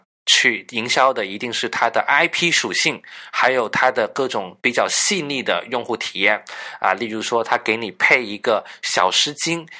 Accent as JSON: {"language": "Chinese", "town": "Guangzhou", "region": "Guangdong", "country": "China", "tie": "born or raised there", "moved": "as an adult", "lives_now": "Beijing, China", "said": "我是一个广州的一个呃人嘛，我就我从小是在广州长大的，我这几年到了北京工作，"}